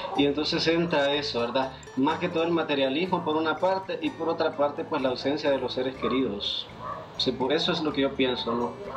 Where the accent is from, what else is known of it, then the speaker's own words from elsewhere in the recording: El Paraíso, Honduras; now in Tegucigalpa, Honduras; Yo soy originario del departamento del Paraíso, municipio del Paraíso